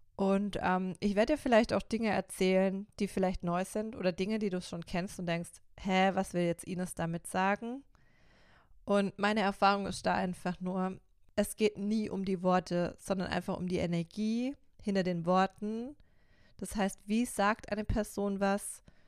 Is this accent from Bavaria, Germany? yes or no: no; Karlsruhe, Baden-Württemberg, Germany; accent: Baden; moved away as an adult; now in Stuttgart, Germany; ganz ursprünglich komme ich aus Karlsruhe. Ähm, das merkst du sicher vielleicht auch an meinem badischen Dialekt.